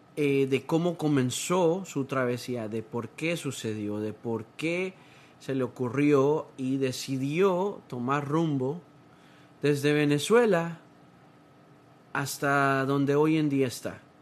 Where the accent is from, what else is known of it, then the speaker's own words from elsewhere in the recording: Honduras; now in United States; yo soy de Honduras